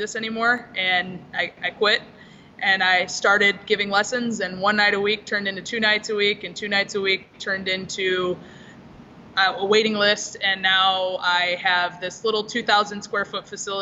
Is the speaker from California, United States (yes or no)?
yes; Southern California, United States; I grew up in Southern California